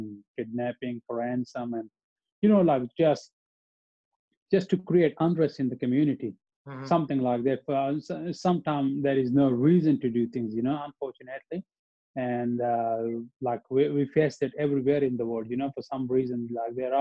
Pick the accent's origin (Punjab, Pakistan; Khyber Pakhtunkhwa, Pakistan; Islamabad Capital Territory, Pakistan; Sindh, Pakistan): Khyber Pakhtunkhwa, Pakistan; Abbottabad; English is a second language; moved away as an adult; also born or lived in Melbourne, Australia; now in Australia; my hometown, you know, Abbottabad